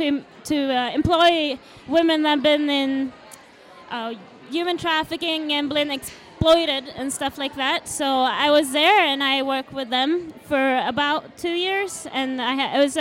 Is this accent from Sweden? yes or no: yes; Sweden; moved away; I'm from Sweden from the beginning.